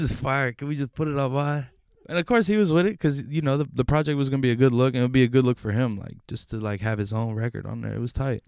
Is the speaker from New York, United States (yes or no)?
no; Louisville, Kentucky, United States; I'm from Louisville, Kentucky, and I'm in the Bay.